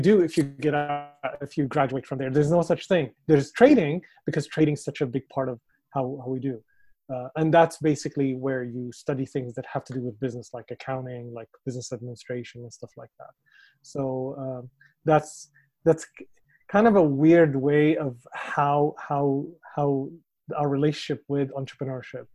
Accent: Damascus, Damascus Governorate, Syria; English is a second language; moved away as an adult; also born or lived in Dubai; now in Vancouver, Canada; I grew up in Damascus, born and raised in Damascus.

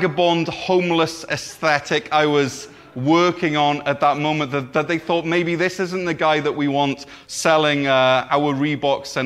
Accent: Neath, Wales, United Kingdom; my first ever proper job at a sports shop in my hometown of Neath

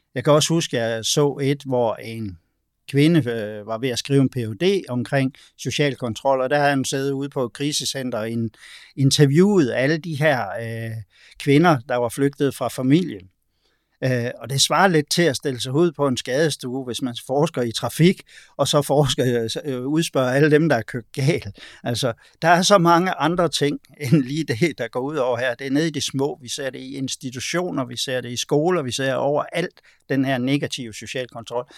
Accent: Denmark; vi er vokset op i et sæt danske kulturelle sko

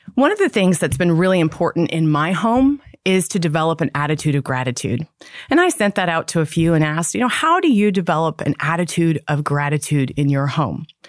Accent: Toronto, Ontario, Canada; moved away; I grew up in Toronto, Canada

